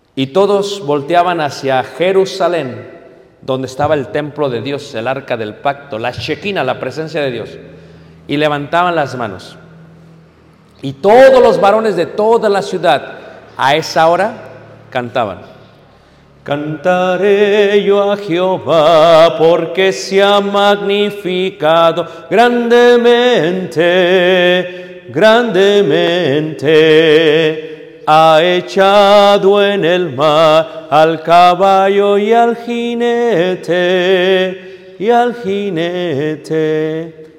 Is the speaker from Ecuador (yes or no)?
no; Mexico